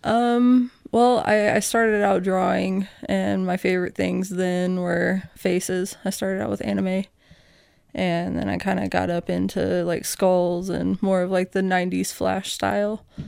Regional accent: Oklahoma City, Oklahoma, United States; now in Casper, United States; I grew up in Oklahoma City

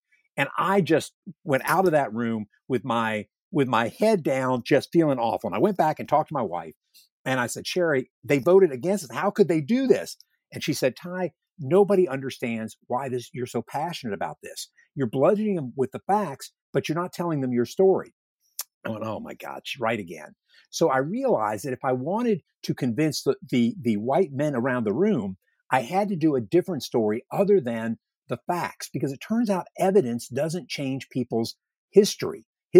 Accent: Virginia, United States; I grew up in Northern Virginia in an outpost of Southern patrimony in a way, believing that Lee was a great Southern gentleman.

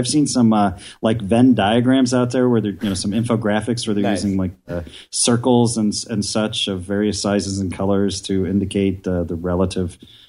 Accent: Midwest, United States; Because I'm from the Midwest, and that just house.

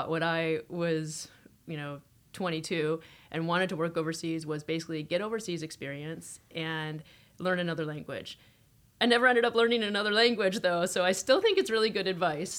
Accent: United States; now in Toronto, Canada; I grew up in the States, middle income, upper income, suburb.

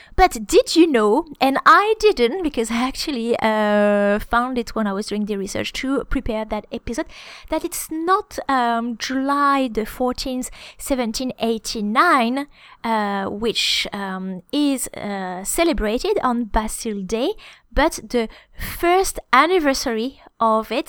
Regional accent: France

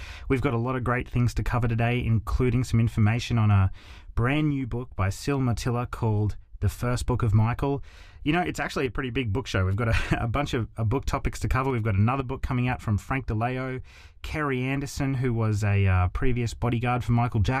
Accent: Australia; I'm an Australian … fan.

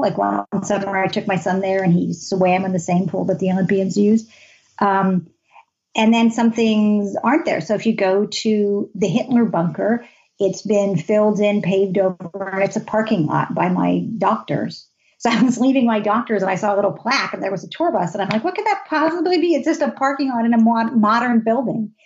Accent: United States; also born or lived in Berlin; we're Americans

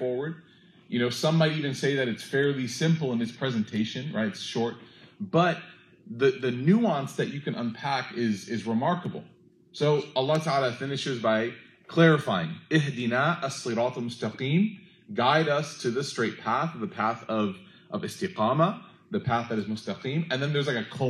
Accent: United States; We're from America

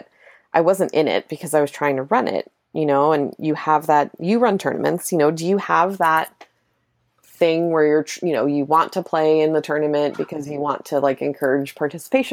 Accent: New York, United States; I'm from New York

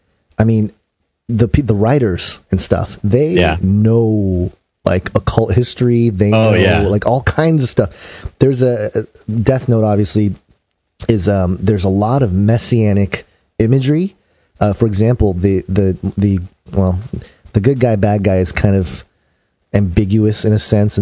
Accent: United States; I'm an American. I'm born and raised in America

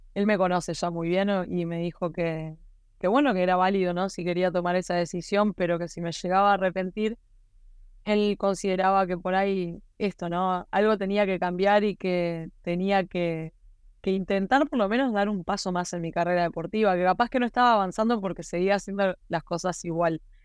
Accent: Maldonado, Uruguay; yo soy de Maldonado

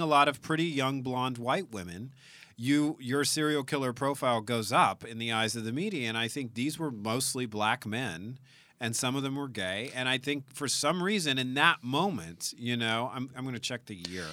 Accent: South Louisiana, United States; now in California, United States; we're both from South Louisiana.

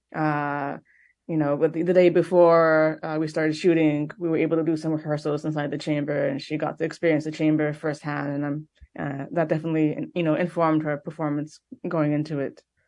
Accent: Montreal, Quebec, Canada; I'm from Montreal, but my family is also Ukrainian and Austrian

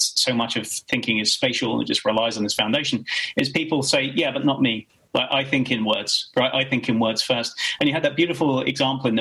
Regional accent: Kent, South East England, United Kingdom; I grew up in Kent, right, 20 miles from France

